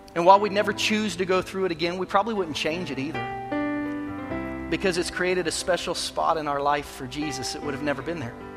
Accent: Kansas City, United States; moved away; I'm from Kansas City

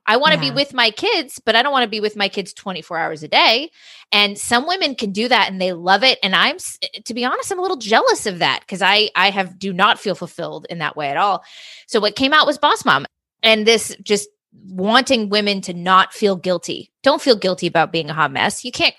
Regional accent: California, United States; And I'm from Southern California, on and off. My parents had moved back here.

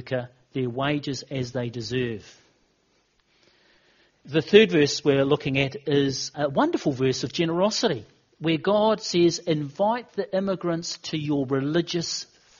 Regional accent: New Zealand; In New Zealand, we

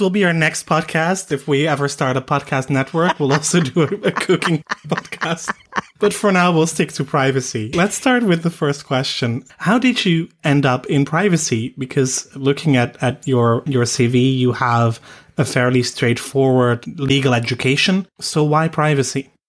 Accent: Netherlands

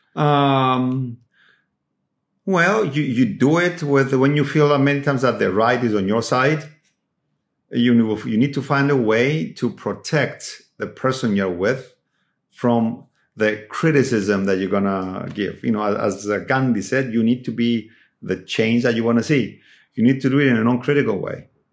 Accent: Cyprus; moved away; when I was growing up in Cyprus

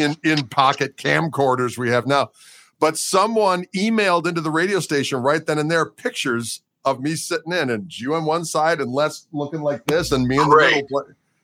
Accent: Milwaukee, Wisconsin, United States; I'm from Milwaukee.

